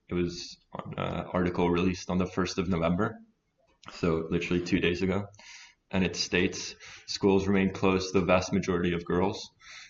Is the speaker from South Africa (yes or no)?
no; Italy; also born or lived in France; I'm from Italy and France, …, and I'm a male and straight.